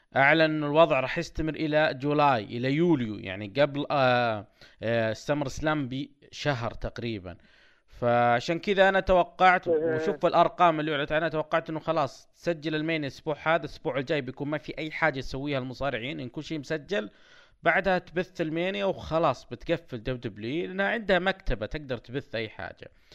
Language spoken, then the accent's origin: Arabic; Saudi Arabia; عندنا في السعودية